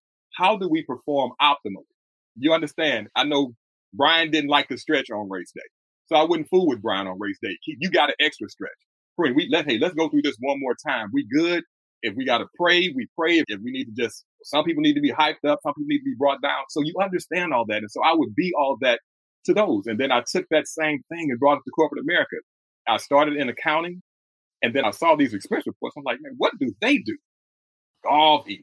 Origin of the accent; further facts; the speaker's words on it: Houston, Texas, United States; born and raised in Houston, Texas